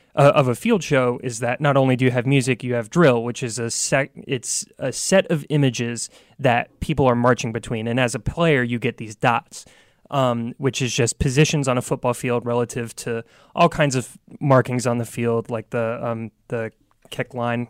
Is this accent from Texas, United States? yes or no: no; Virginia Beach, Virginia, United States; I'm from Virginia Beach